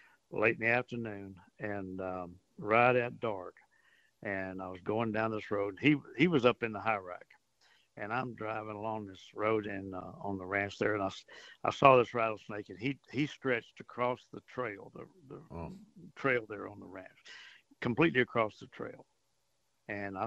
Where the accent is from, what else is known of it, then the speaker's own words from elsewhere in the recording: Port Arthur, Texas, United States; I grew up in Port Arthur, and we used to fish along Taylor's Bayou in that area